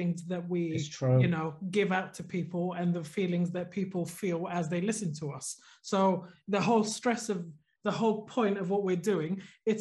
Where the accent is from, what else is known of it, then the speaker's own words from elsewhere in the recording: Sweden; moved away; when I was growing up in Sweden